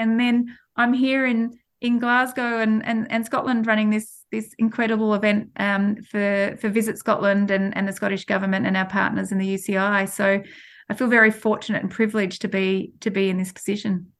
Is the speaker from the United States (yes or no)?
no; Australia; moved away as an adult; now in United Kingdom; I can't lose being an Australian and, and also living here in the, in the U K.